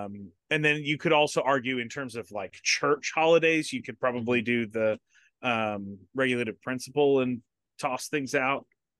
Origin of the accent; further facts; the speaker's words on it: Florida, United States; I grew up in South Florida, so doesn't really matter. All of the year is pretty much the same.